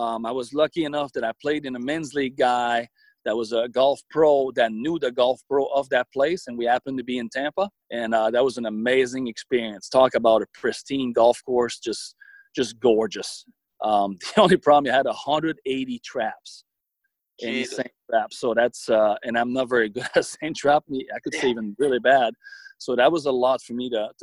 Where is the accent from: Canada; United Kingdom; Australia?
Canada; Rivière-du-Loup, Quebec; English is a second language; moved away; my hometown, Rivière du Loup